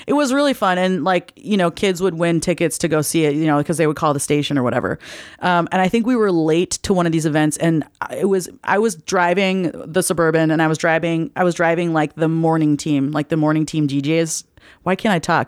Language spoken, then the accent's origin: English; the Northwest, Pacific Northwest, United States; I'm from the Northwest where trees are used only for wood